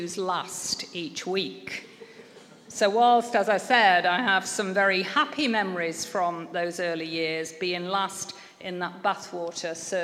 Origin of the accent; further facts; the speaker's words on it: Manchester, North West England, United Kingdom; I grew up in Manchester